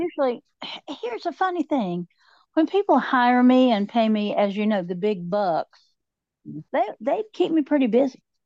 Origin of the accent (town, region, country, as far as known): Appalachia, United States; accent: southern